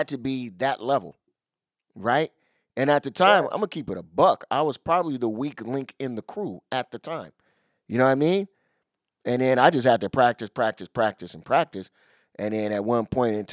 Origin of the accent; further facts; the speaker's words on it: Seattle, Washington, United States; I'm born and raised in Seattle.